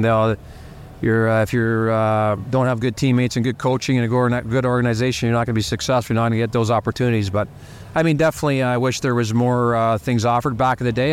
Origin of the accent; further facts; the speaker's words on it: Toronto, Ontario, Canada; moved away; also born or lived in Montreal / Edmonton; go back home to Toronto to my, be close to my family and my sisters and my mom